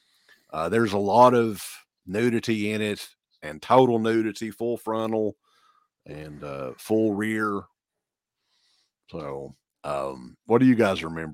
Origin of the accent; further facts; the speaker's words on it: Kentucky, United States; because I'm from Eastern Kentucky and it's expected of me, Uncle Bill.